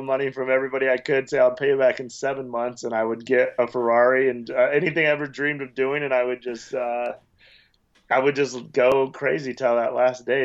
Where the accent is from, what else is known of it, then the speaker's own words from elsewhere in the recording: Wyoming, United States; moved away as an adult; also born or lived in Las Vegas; I grew up in Wyoming, a small town